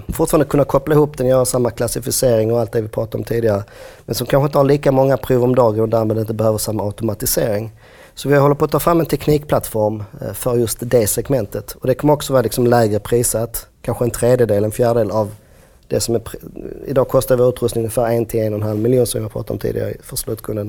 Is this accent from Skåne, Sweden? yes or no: yes; Skåne, Sweden; Jag är från Skåne, så Malmö var liksom en värld och Lund var en annan värld